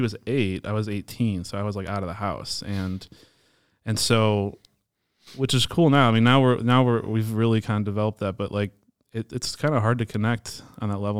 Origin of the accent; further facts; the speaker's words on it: Palatine, Illinois, United States; also born or lived in Hoffman Estates / West Dundee; so I'm local. We, we grew up in Palatine our whole lives.